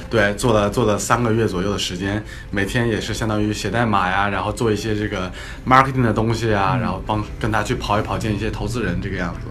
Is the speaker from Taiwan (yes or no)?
no; northern China, China; 因为我是北方人嘛